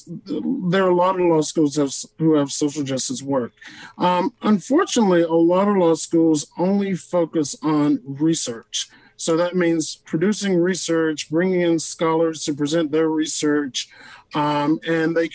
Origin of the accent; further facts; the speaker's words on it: Deep South, United States; growing up in the Deep South with parents who lived through Jim Crow